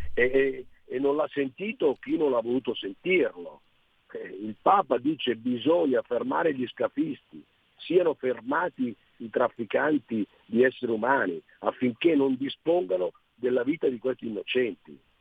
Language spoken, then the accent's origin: Italian; Sicily, Italy; da siciliano